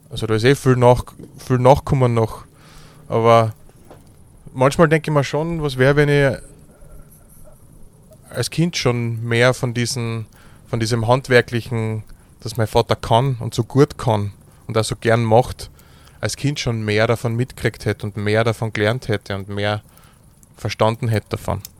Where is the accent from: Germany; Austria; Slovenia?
Austria; Carinthia; born there; Ich bin geboren in Kärnten im Jahre 1987, am 10. April meine Eltern haben eine Gastronomie gehabt zu dem Zeitpunkt.